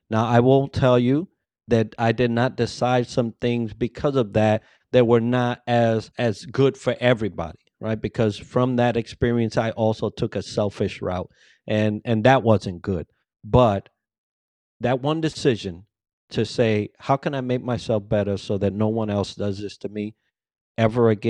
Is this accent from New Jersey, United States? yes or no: no; Bronx, New York, United States; English is a second language; I came from the Bronx. There was a heavy accent. English was my second language, although I thought I was proficient